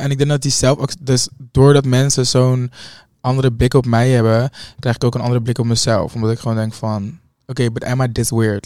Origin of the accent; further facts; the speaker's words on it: Hoofddorp, North Holland, Netherlands; een hoofddorp ook ben, waar echt gewoon mijn eh, geboorte, nou, geboorteplek, waar ik ben opgegroeid